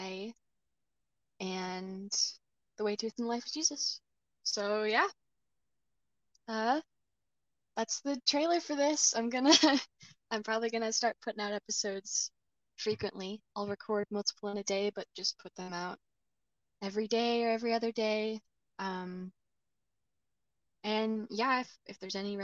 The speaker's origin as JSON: {"language": "English", "town": "Sumas", "region": "Washington", "country": "United States", "tie": "born or raised there", "said": "Sumas, my hometown"}